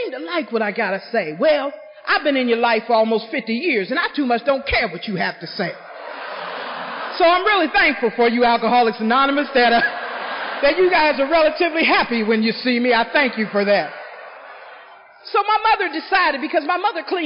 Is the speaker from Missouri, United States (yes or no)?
no; Greenville, South Carolina, United States; moved away; also born or lived in Cincinnati; I'm from Greenville, South Carolina. And back home, we lived in a little white house on a red clay road